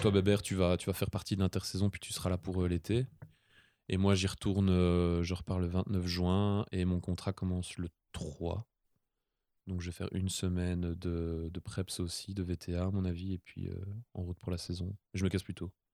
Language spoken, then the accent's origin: French; Belgium; on était les, deux Belges